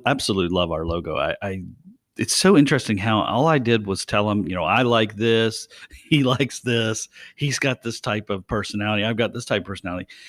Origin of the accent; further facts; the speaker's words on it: West Virginia, United States; I'm from West Virginia